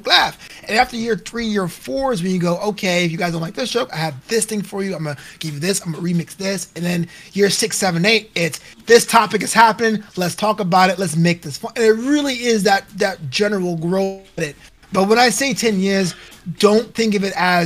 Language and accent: English; Brooklyn, New York, United States; now in Los Angeles, United States; it's my hometown. Only able to go back to Brooklyn